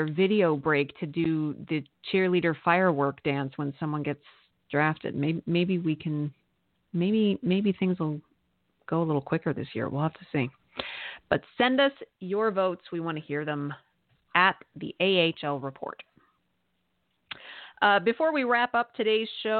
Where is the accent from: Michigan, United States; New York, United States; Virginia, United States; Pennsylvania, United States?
Pennsylvania, United States; also born or lived in Lehigh Valley; a Pennsylvania Dutchie like me